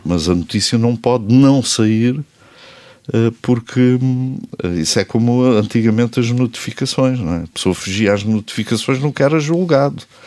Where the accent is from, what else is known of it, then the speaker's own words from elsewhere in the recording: Portugal; eu sou português até à medula